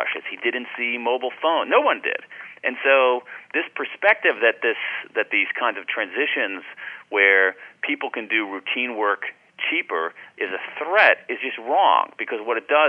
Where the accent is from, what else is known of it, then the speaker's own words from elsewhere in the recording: Ohio, United States; I grew up in Ohio